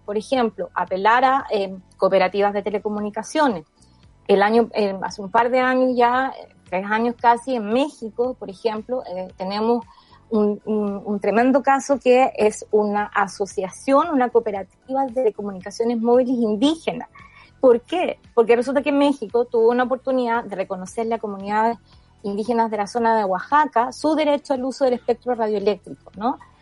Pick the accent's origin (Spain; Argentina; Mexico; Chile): Chile